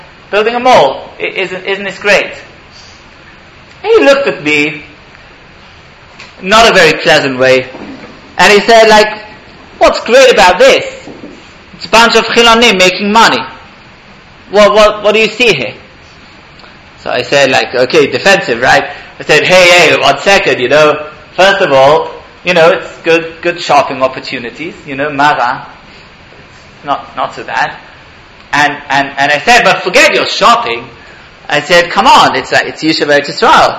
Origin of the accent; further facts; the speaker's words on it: England, United Kingdom; now in Israel; I grew up in England